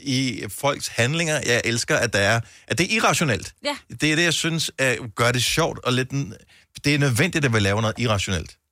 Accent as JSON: {"language": "Danish", "town": "Bogense", "region": "Southern Denmark", "country": "Denmark", "tie": "born or raised there", "said": "jeg er opvokset i Bogense"}